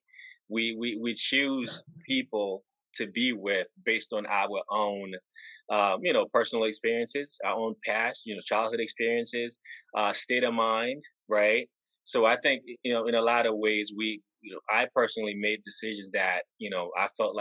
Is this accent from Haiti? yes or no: yes; Haiti; moved away; growing up in Haiti